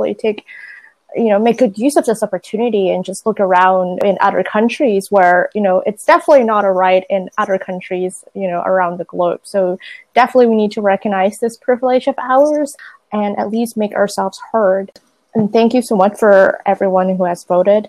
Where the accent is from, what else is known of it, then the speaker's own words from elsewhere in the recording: Boston, Massachusetts, United States; I'm from Boston, Massachusetts